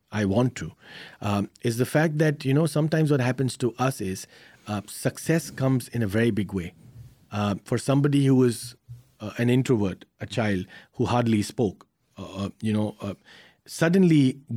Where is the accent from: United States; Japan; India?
India; I, I, come from a very very interesting background uh, as an Indian.